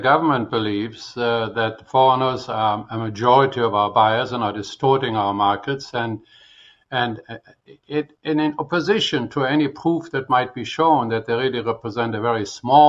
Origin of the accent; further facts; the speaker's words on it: Canada; I wonder how we would feel as Canadian if the U.S. said, you know what? You're going to Prince to Palm Springs, not allowed.